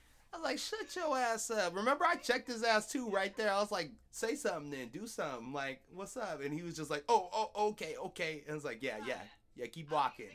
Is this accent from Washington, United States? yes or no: yes; Seattle, Washington, United States; growing up in Seattle